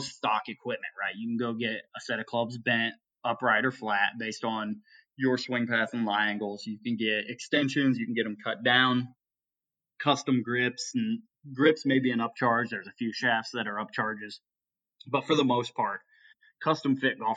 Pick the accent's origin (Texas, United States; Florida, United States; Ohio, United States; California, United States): Ohio, United States; I grew up on Muni tracks in Ohio myself